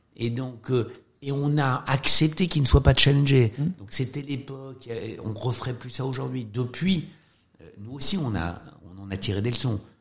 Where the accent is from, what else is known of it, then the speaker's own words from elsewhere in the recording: France; quand on est français, quand on vient du système français